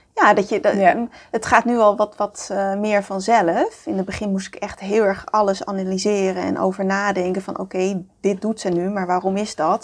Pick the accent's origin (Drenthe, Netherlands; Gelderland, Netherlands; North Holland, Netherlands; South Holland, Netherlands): North Holland, Netherlands; Amsterdam; ik kom uit Amsterdam, daar ben ik geboren